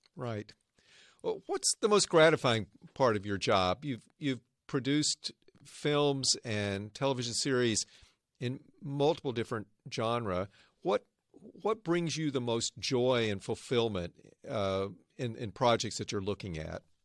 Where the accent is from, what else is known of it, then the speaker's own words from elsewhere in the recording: Arkansas, United States; now in Northern California, United States; I grew up in Arkansas. Now I live and work in the innovation heartland